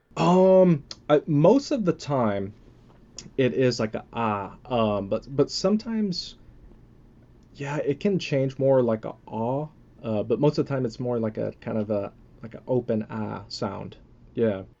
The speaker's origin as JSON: {"language": "English", "region": "Texas", "country": "United States", "tie": "born or raised there", "also_born_or_lived": "California / Philippines (ancestry)", "said": "I was born in, uh, originally in California. Um, obviously been in Texas most of my life"}